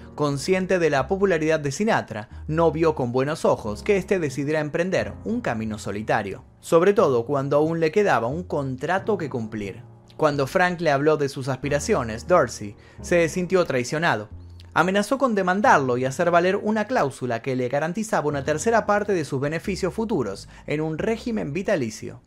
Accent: Argentina; mi país, en Argentina

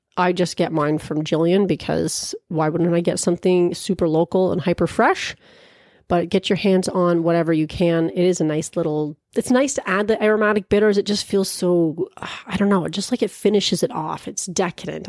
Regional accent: Peterborough, Ontario, Canada; here in my hometown of Peterborough, Ontario

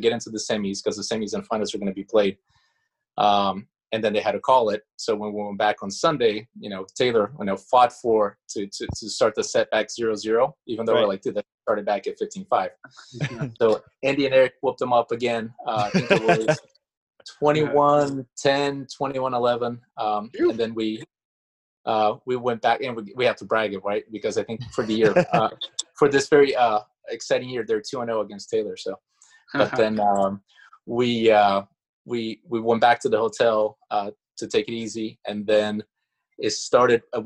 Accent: Curitiba, Paraná, Brazil; English is a second language; moved away as an adult; also born or lived in Florida / California; now in United States; I'm from Brazil. I'm from Curitiba, which is in the very south part of Brazil

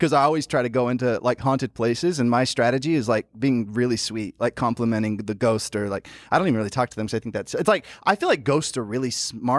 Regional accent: Memphis, Tennessee, United States; Memphis, Tennessee. Yeah. I grew up in Memphis, Tennessee, and I loved it. Oh, God, did I love it.

